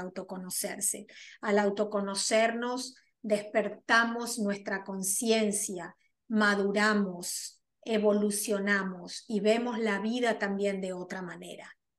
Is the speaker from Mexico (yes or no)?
no; Argentina; moved away as an adult; now in New York, United States; soy argentina, pero resido en la ciudad de Nueva York ya 24 años